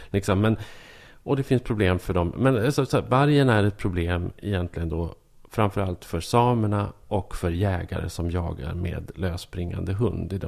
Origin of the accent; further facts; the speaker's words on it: Norrland, Sweden; Och det är det absolut värsta man kan tänka sig som norrlänning.